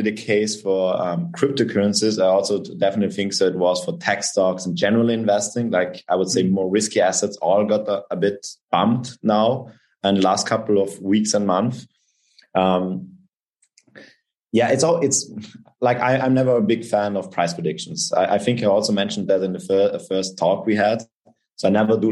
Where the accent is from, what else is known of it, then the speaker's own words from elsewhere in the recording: South Tyrol, Trentino-Alto Adige, Italy; also born or lived in Austria; I'm from South Tyrol. It's a South Tyrolean name